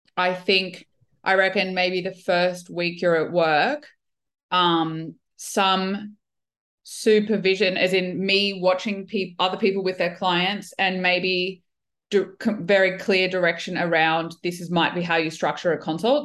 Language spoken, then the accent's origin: English; Brisbane, Queensland, Australia; also born or lived in Melbourne, Australia / United Kingdom / Kuwait; I'm a physio from Brisbane.